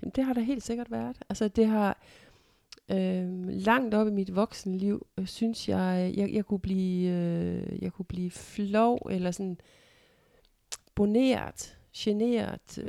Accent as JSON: {"language": "Danish", "town": "Ikast", "region": "Central Denmark Region", "country": "Denmark", "tie": "born or raised there", "said": "flyttede til den hvad skal man sige, gade, hvor jeg er vokset op, Nygårds Allé i Ikast"}